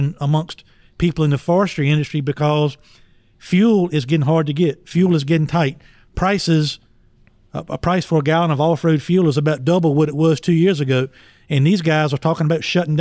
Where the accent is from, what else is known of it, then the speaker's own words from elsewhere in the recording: Emporia, Virginia, United States; in Emporia last week in my hometown